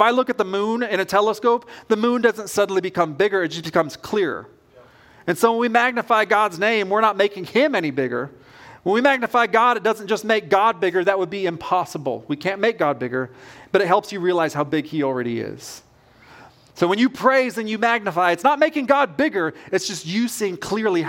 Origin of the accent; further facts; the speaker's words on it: West Coast, United States; now in Kentucky, United States; I grew up on the West Coast